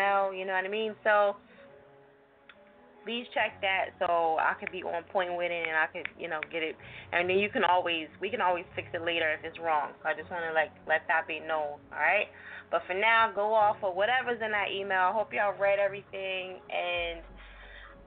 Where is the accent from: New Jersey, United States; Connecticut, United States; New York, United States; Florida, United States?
New Jersey, United States; I'm from Jersey